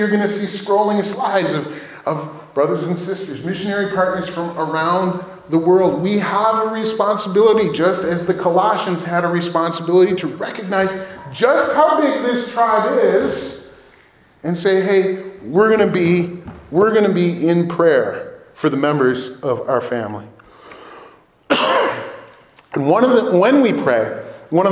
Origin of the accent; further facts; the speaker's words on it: United States; especially as American Christians